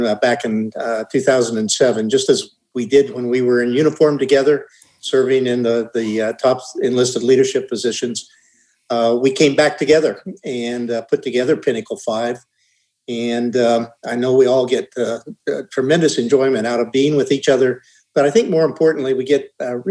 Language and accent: English; United States; moved away as an adult; also born or lived in Kansas / Wyoming; I grew up out in Wyoming, Kansas and Wyoming